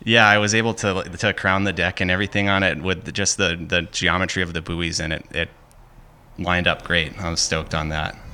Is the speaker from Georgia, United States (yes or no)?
no; Hampton Falls, New Hampshire, United States; I'm from Hampton Falls, New Hampshire